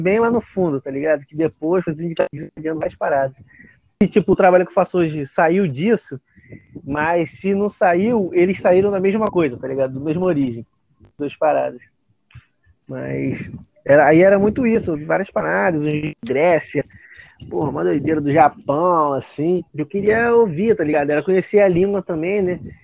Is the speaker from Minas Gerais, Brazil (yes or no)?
no; Praia da Vila, Rio de Janeiro, Brazil; eu sou da Praia da Vila